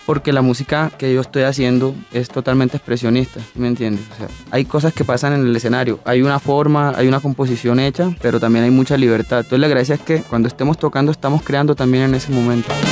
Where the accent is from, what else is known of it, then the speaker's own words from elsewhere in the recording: Cartagena, Bolívar, Colombia; also born or lived in Tunja; Yo en realidad nací en Tunja, pero me llevaron a un mes y medio para Cartagena. Mi madre es cartagena, mi papá es, boyaco. Me crié allá